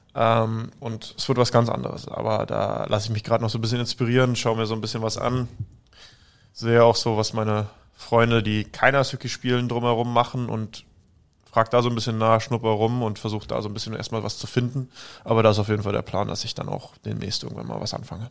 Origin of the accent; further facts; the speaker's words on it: Berlin, Germany; now in Salzburg, Austria; Also, ich bin ja ursprünglich Berliner, aber untergebracht oder mein Lebensmittelpunkt habe ich in Salzburg